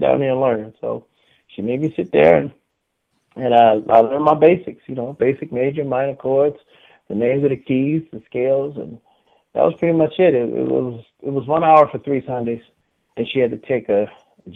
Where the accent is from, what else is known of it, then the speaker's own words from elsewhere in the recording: Cleveland, Ohio, United States; I was born and raised in Cleveland